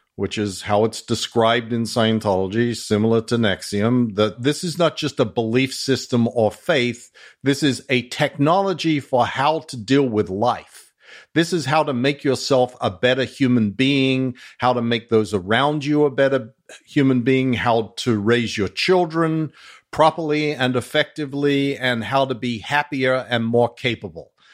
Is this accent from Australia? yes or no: yes; Australia; accent: Australian mongrel; moved away; my Australian mongrel accent.